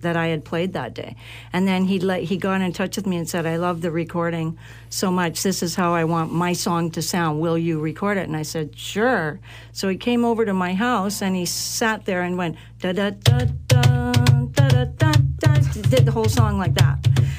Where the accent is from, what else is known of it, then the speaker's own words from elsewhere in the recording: Vancouver, British Columbia, Canada; Born and raised in Vancouver, come from a musical family